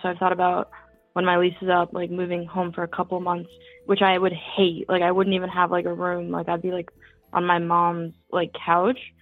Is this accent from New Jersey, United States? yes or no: no; New York, United States; now in Philadelphia, United States; I grew up in New York